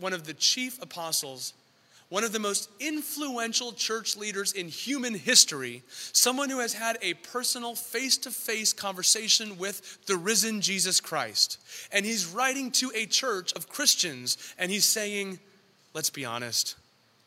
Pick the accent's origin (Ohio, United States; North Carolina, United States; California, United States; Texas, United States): California, United States; San Diego; also born or lived in San Francisco; I'm from San Diego